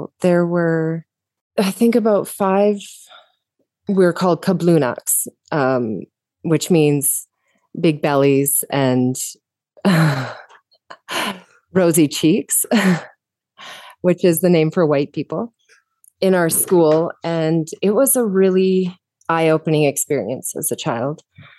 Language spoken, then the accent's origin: English; Canada; I grew up in Canada, but moved around quite a bit, and I had a unique perspective because I also lived in the far north of Canada, which is like a completely different country.